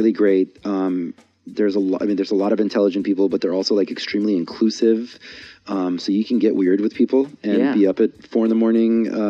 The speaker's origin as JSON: {"language": "English", "town": "San Diego", "region": "California", "country": "United States", "tie": "born or raised there", "said": "Because my experience growing up in San Diego is that it's an extremely superficial city."}